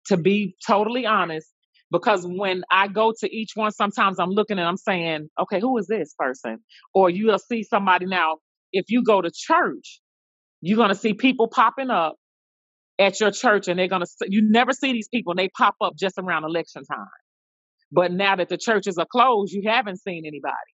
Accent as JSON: {"language": "English", "region": "New York", "country": "United States", "moved": "yes", "lives_now": "Memphis, United States", "said": "originally from New York. I live in Memphis, Tennessee"}